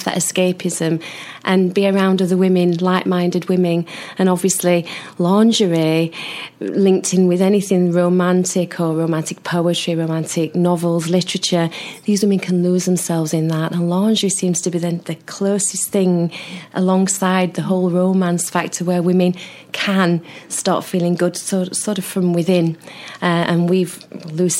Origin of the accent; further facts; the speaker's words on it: Sheffield, Yorkshire and the Humber, United Kingdom; I'm from Sheffield.